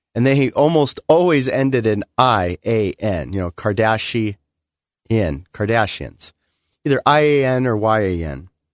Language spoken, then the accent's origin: English; Glendale, California, United States; growing up in Glendale, California in the late 80s